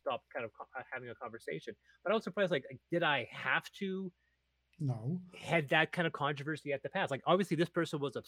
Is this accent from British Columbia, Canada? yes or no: yes; Naramata/Penticton area, British Columbia, Canada; my hometown